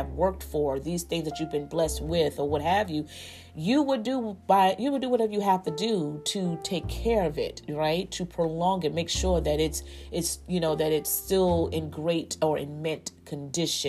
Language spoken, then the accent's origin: English; United States; we as the American people